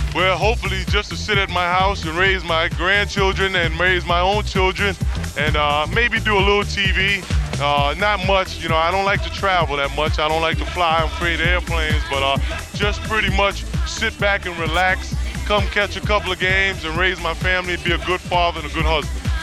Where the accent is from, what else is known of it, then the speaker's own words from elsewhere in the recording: New York City, New York, United States; I grew up on the Lower East Side of Manhattan